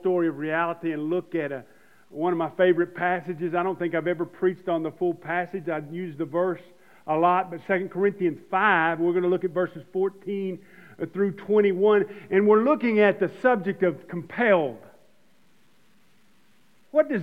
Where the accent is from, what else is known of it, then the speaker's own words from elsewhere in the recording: United States; as American Christians